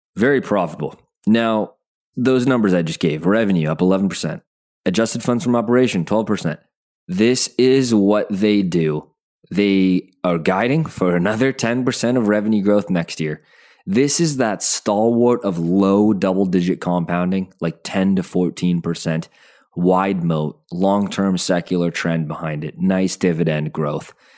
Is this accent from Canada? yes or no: yes; Calgary, Alberta, Canada; I was born in Calgary